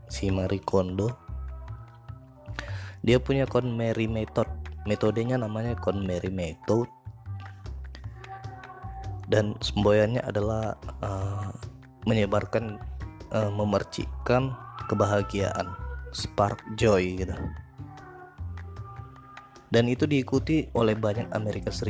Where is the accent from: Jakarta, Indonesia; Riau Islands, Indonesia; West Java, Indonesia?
Jakarta, Indonesia; South Jakarta; soalnya aku anak Jaksel aku itu tinggal di Jakarta Selatan